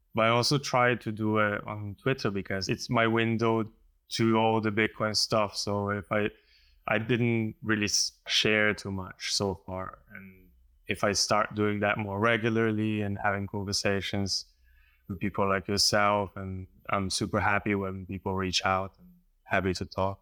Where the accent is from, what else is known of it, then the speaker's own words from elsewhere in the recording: Slovenia; I come from Slovenia